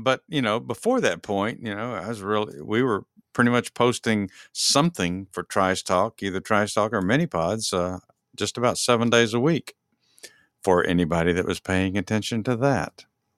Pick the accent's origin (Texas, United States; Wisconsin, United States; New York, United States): Texas, United States; now in Georgia, United States; I live in Georgia. Dennis Lee and I both live in Georgia, and we're both from Texas originally, so that's where our love is for these two states.